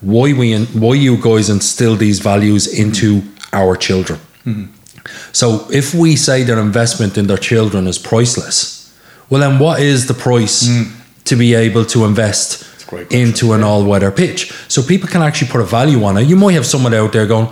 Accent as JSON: {"language": "English", "town": "Dublin", "region": "Leinster", "country": "Ireland", "tie": "born or raised there", "moved": "as an adult", "lives_now": "Lusk, Ireland", "said": "I grew up in Coolock, and we had no outlet"}